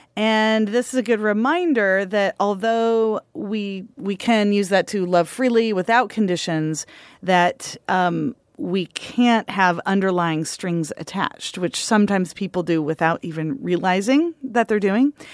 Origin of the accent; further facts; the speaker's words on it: Union County, Grande Ronde Valley, Oregon, United States; I grew up in Union County